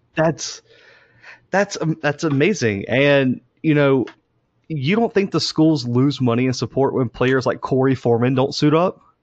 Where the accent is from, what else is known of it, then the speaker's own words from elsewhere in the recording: Mobile, Alabama, United States; we're from Mobile